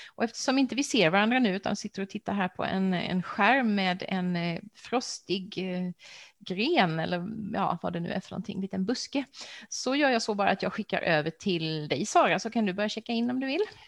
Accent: Växjö, Kronoberg County, Sweden; i min hemstad Växjö

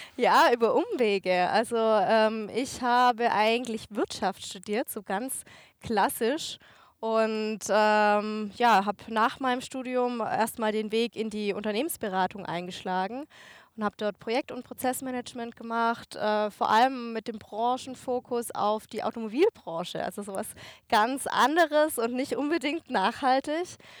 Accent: Germany; in Deutschland hier, wo ich ja auch wohne, wo ich herkomme

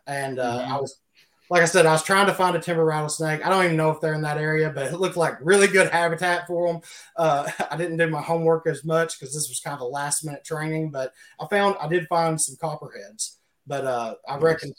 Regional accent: Calloway County, Kentucky, United States; Callaway County, the one I grew up

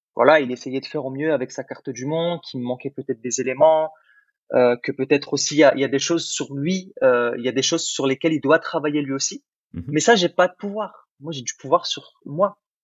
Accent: France; French is a second language; also born or lived in Algeria; moi je suis né en Algérie, donc quand je suis arrivé en France, je savais pas forcément bien parler français

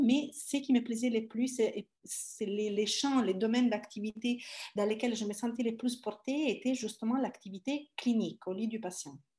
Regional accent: Italy; French is a second language; moved away as an adult; also born or lived in Palermo / Paris; now in France; je suis italienne

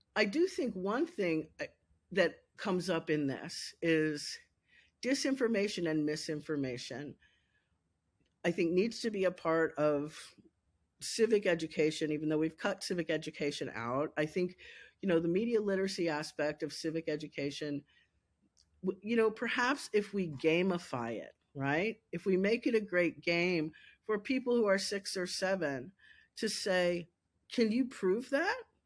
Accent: Lexington, Kentucky, United States; also born or lived in Pennsylvania; I worked for him at my hometown paper

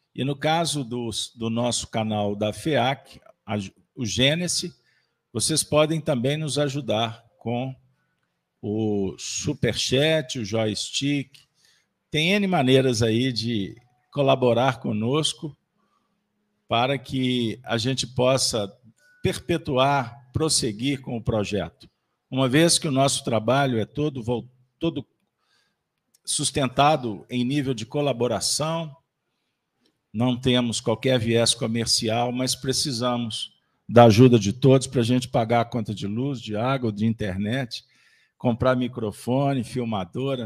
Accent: Minas Gerais, Brazil; como um bom mineiro

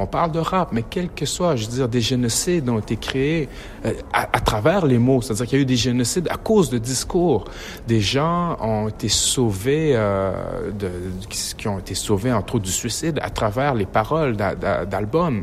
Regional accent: Quebec, Canada; accent: Québécois

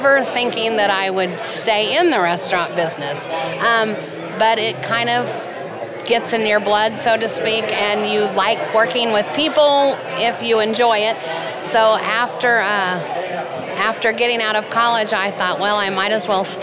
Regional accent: Norman, Oklahoma, United States; I grew up right here in Norman, Oklahoma

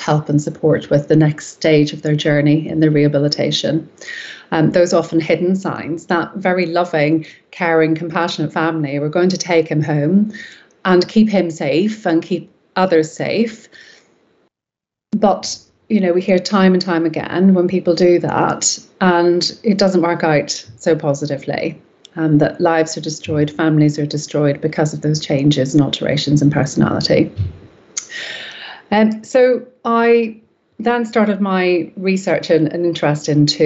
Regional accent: Belfast, Northern Ireland, United Kingdom; moved away as an adult; now in North West England, United Kingdom; I was born and raised in Belfast in Northern Ireland

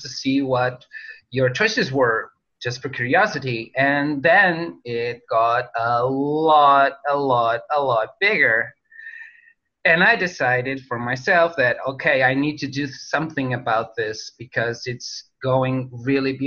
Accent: North, Portugal; we're based in Portugal, in my hometown, Oliveira das Meis

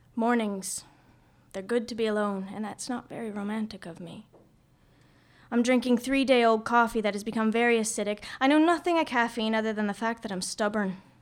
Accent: Nova Scotia, Canada; now in Vancouver, Canada; So I'm from Nova Scotia. I'm a Maritimer

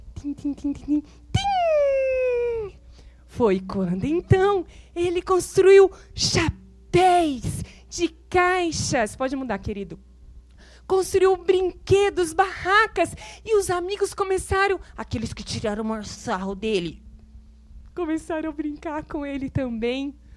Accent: São José do Rio Preto, São Paulo, Brazil

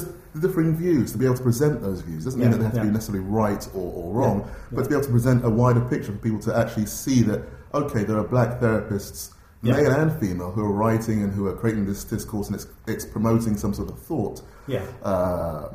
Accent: London, United Kingdom; myself as a black man growing up in West London in the 60s and 70s

